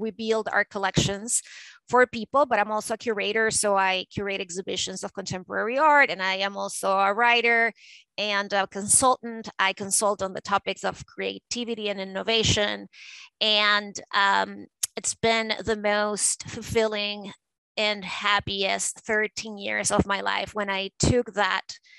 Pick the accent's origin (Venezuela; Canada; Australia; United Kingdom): Venezuela; Caracas, Capital District; moved away as an adult; now in United States; I grew up in Caracas, Venezuela, and that life was very different from the life that I have nowadays